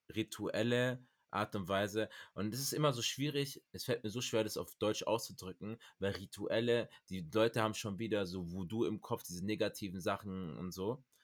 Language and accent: German; Cameroon; bei uns in Kamerun